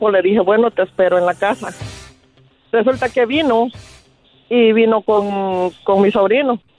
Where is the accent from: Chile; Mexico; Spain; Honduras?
Honduras; moved away; yo vengo de un lugar de Honduras